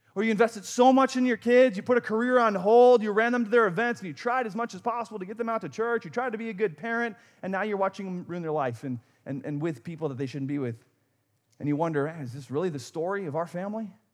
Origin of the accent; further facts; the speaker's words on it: Wisconsin, United States; I grew up in Wisconsin